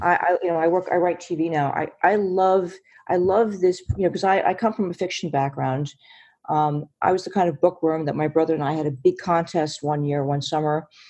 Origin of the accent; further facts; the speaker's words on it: New York, United States; I'm from New York